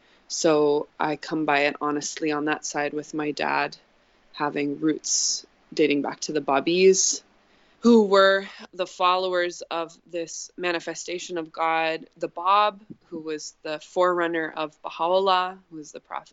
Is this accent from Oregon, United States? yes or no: yes; Corvallis, Oregon, United States; also born or lived in Moscow, Idaho / Nashville, Tennessee; I grew up in the Pacific Northwest of the United States. I was born in Moscow, Idaho, which was a small college town in the panhandle of Idaho. Moved around quite a bit. Settled in Corvallis, Oregon for my middle school and high school, and then moved to Nashville, Tennessee